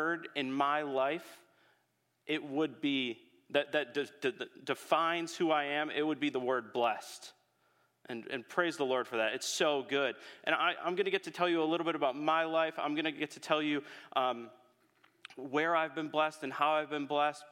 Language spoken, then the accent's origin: English; Holland, Michigan, United States; I'm a Holland native.